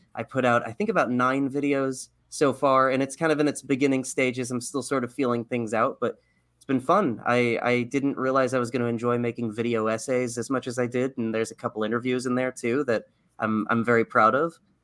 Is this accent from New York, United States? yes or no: no; Texas, United States; I grew up in Texas, like, in the proverbial buckle of the Bible Belt